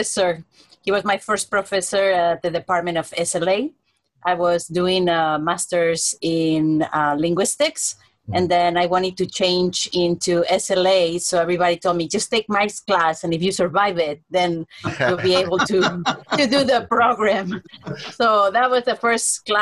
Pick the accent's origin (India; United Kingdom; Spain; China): Spain; moved away as an adult; now in Hawaii, United States; I'm originally from Spain, but I've been here 29 years already